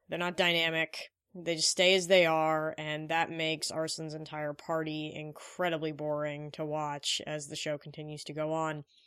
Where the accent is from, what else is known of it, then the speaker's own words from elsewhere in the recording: India; I am Indian